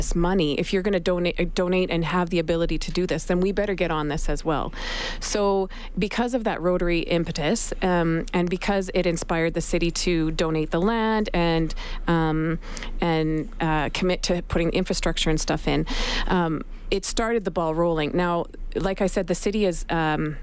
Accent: Canada; we're Canadian

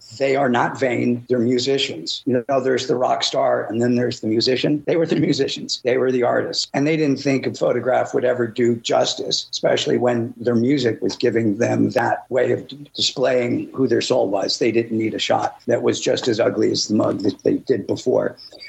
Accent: Midwest, United States; I was from the Midwest.

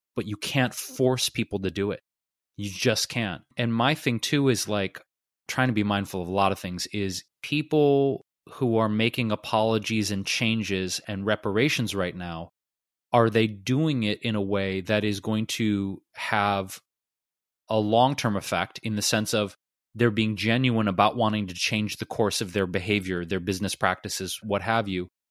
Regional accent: Detroit, Michigan, United States; my hometown, Detroit

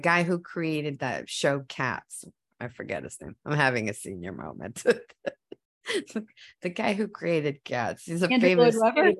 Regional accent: United States; first language Spanish; English is a second language; So once I started learning English, I would come home and say, don't talk to me in Spanish because I'm American.

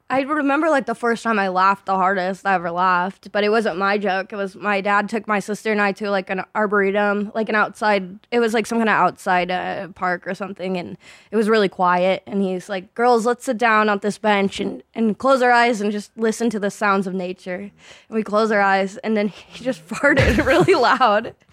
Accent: Phoenix, Arizona, United States; moved away as an adult; now in Los Angeles, United States; I grew up in Arizona in like the Phoenix area. I, mm. I moved a lot, so I I've I don't ever know how to answer where from Arizona am I from because basically the Phoenix area.

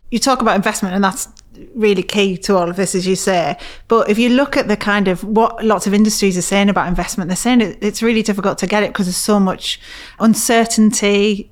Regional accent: Middlesbrough, North East England, United Kingdom; I grew up in Middlesbrough, a place where, as I'm sure you know, has a lot of problems.

